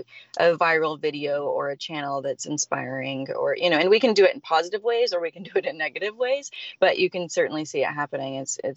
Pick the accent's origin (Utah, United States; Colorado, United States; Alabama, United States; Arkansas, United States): Utah, United States; Salt Lake City; moved away as an adult; also born or lived in Santa Monica, California; now in Santa Barbara, United States; I lived in Santa Monica, California, which is in LA. And I'm originally from Salt Lake City, Utah. I moved to LA when I was about 23.